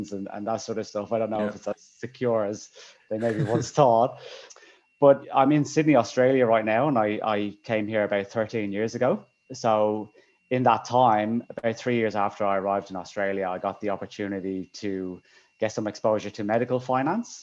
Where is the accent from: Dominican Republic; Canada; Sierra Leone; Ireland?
Ireland; Dublin, Leinster; moved away; I'm from Dublin, Ireland, originally